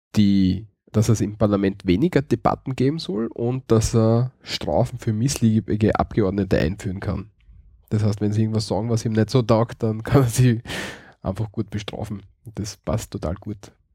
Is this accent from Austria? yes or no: yes; Graz, Styria, Austria; Bei uns in Graz gibt es, glaube ich, fünf oder sechs Weihnachtsmärkte